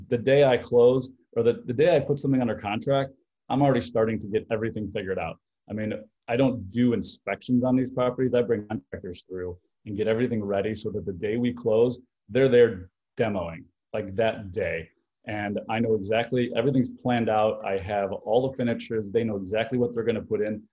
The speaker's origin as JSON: {"language": "English", "town": "Chicago", "region": "Illinois", "country": "United States", "said": "I'm from Chicago"}